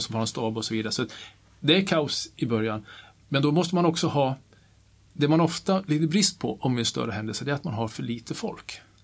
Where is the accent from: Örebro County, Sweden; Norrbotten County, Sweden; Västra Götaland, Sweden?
Norrbotten County, Sweden; Kiruna; jag är uppvuxen i Kiruna